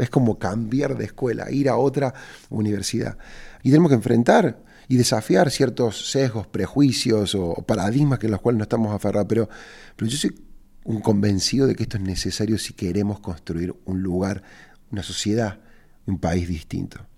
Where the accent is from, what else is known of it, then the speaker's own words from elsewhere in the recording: Argentina; moved away; yo vivo de regreso en mi país